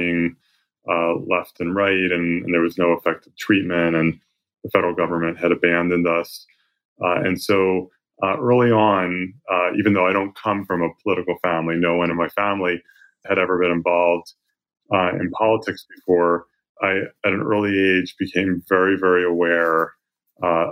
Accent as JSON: {"language": "English", "area": "outside of Philadelphia", "region": "suburban New Jersey", "country": "United States", "tie": "born or raised there", "also_born_or_lived": "North Carolina", "moved": "as an adult", "lives_now": "San Francisco, United States", "said": "I grew up in New Jersey, suburban New Jersey, outside of Philadelphia"}